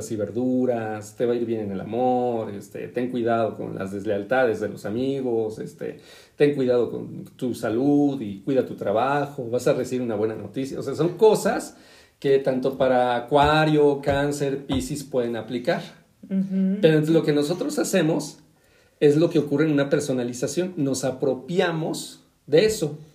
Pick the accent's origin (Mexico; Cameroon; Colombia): Mexico; State of Mexico; los dos somos del Estado de México, por algo